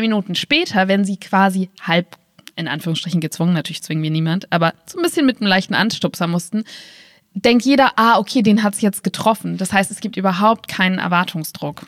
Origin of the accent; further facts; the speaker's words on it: Berlin, Germany; now in Wiesbaden, Germany; Ich komme nur mal aus Berlin und das heißt, ich bin damit aufgewachsen